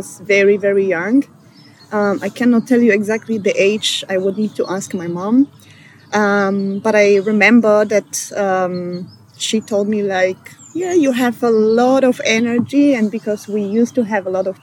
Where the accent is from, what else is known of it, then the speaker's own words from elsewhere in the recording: Poland; English is a second language; moved away as an adult; now in Vienna, Austria; I come from Poland, but I'm based in Vienna since 8 years.